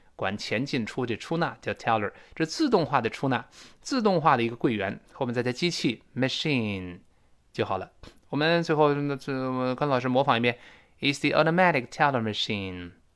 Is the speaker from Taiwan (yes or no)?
no; China; now in Sydney, Australia; 我们大陆这边儿说普通话